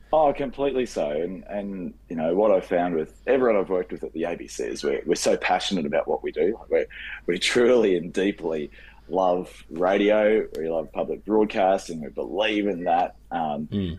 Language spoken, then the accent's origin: English; Rockhampton, Queensland, Australia; moved away as an adult; now in Brisbane, Australia; I started in Rockhampton, which is my hometown